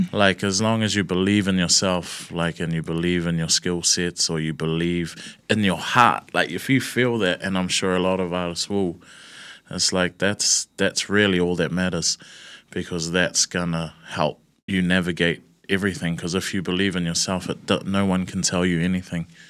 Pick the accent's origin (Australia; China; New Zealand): New Zealand; Auckland; I'm born and raised in Newton, Newton City, Eden Terrace area.